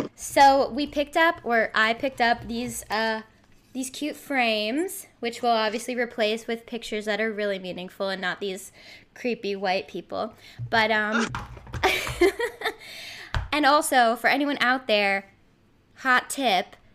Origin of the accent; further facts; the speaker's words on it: Somerville, Massachusetts, United States; I'm from Somerville, so technically not Boston, but one four miles away.